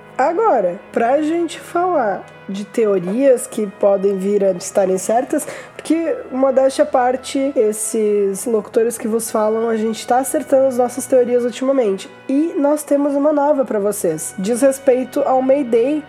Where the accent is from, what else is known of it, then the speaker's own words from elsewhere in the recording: Brazil; nós somos brasileiros